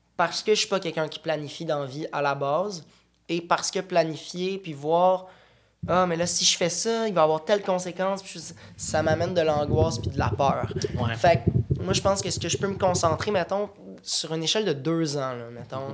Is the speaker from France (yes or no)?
no; Boucherville, Quebec, Canada; On vient de la Rive-Sud. Moi, je viens de Boucherville